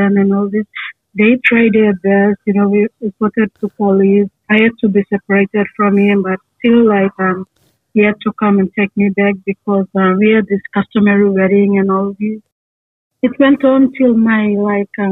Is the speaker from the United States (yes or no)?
no; Papua New Guinea; also born or lived in Port Moresby; I'm from Papua New Guinea.